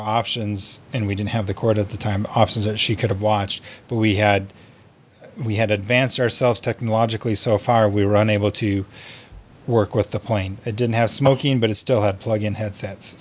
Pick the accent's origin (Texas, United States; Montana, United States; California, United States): Montana, United States; some of my you know Montana brethren